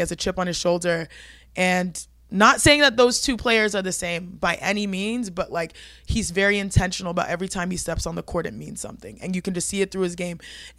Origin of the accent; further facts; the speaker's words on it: Houston, Texas, United States; I'm from Houston. Okay. Grew up in Houston.